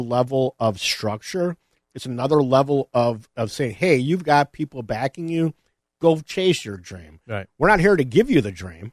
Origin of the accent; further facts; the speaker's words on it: Elmhurst, Illinois, United States; also born or lived in Addison Township, DuPage County; I was growing up in Elmhurst.